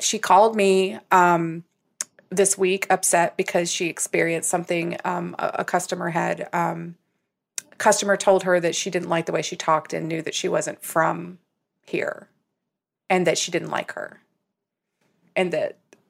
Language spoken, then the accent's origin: English; Southern US, United States; accent: Southern; Do you know that I can't help it anymore, but I actively suppressed my Southern accent.